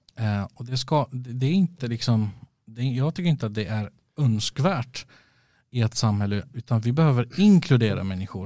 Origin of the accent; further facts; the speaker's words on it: Västerås, Västmanland, Sweden; also born or lived in Stockholm; Västerås i mitt hjärta. Mm. Det, men det är jag uppväxt i alla fall